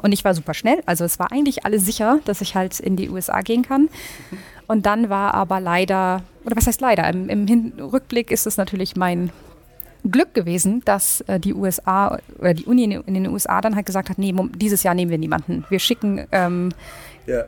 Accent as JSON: {"language": "German", "region": "Northern Germany", "country": "Germany", "also_born_or_lived": "Uppsala, Sweden", "moved": "as an adult", "lives_now": "Stockholm, Sweden", "said": "ich komme aus Norddeutschland."}